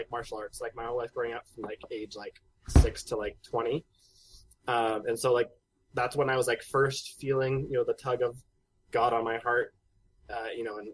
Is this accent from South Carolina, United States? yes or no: no; Southern California, United States; I grew up in Southern California.